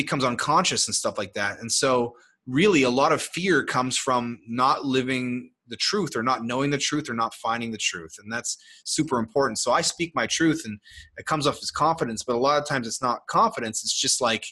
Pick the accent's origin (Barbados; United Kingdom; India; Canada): Canada; I'm from Canada